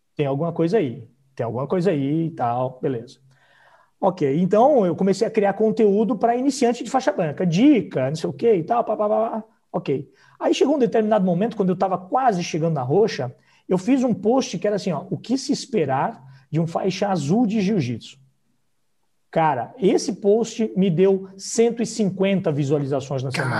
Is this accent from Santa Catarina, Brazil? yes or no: yes; Blumenau, Santa Catarina, Brazil; Eu sou de Santa Catarina